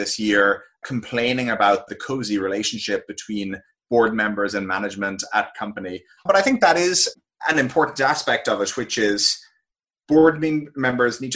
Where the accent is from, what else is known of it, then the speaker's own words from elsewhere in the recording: Ireland; moved away as an adult; also born or lived in San Francisco, United States; now in United States; I grew up in Ireland. I spent all my years there until I moved out to the United States for college